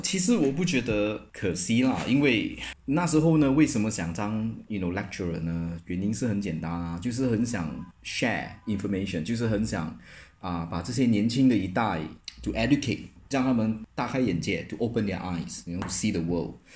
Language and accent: Chinese; George Town, Penang, Malaysia; moved away as an adult; also born or lived in Kuala Lumpur, Malaysia / Nottingham, United Kingdom; now in Hong Kong; 槟城是我的家乡